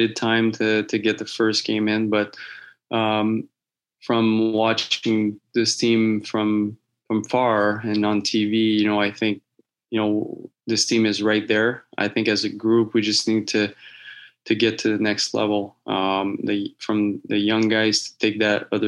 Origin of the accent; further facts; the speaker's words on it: Laval, Quebec, Canada; moved away; I was born in Laval.